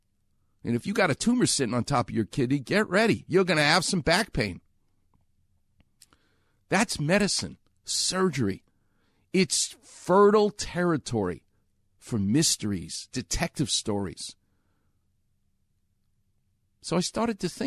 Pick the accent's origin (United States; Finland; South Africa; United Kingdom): United States; New York; moved away; New York where I'm from, you can tell how I speak